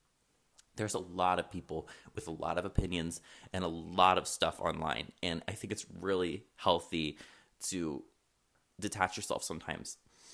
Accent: Chicago, Illinois, United States; I'm from Chicago. I lived there for fucking 4 years. I miss that shit.

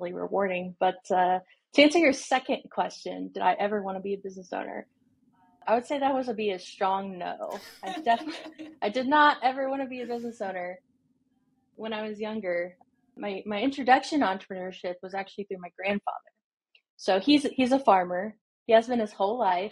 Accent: Indiana, United States; moved away as an adult; now in Nashville, United States; I am from Indiana.

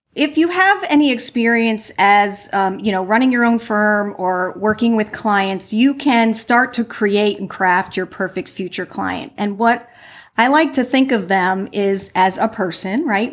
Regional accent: New Jersey, United States; now in Florida, United States; I'm from New Jersey

